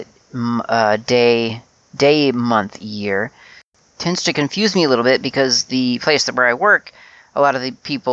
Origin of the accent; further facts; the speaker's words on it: United States; I grew up in the USA and was very used to month, day, year.